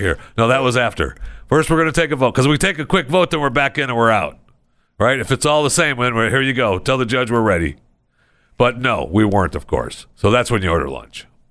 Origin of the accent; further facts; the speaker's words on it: Michigan, United States; moved away; It's going on in my home state.